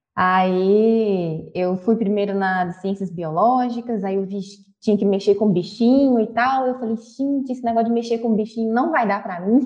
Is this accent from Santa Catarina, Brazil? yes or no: no; Belo Horizonte, Minas Gerais, Brazil; accent: mineiro; nascida e criada em BH, então talvez pelo sotaque eu já tenho percebido que eu sou mineira